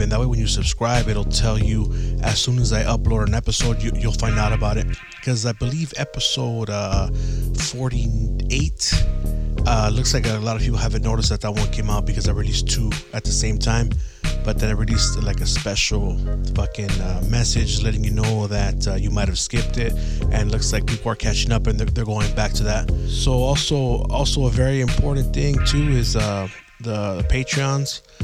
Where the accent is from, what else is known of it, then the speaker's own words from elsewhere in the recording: San Gabriel Valley, California, United States; I grew up here in the San Gabriel Valley